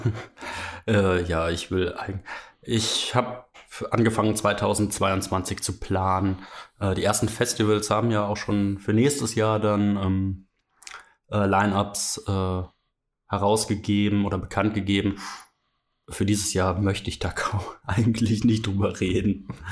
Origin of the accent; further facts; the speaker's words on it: Mönchengladbach, North Rhine-Westphalia, Germany; ich komme ja eigentlich aus Mönchengladbach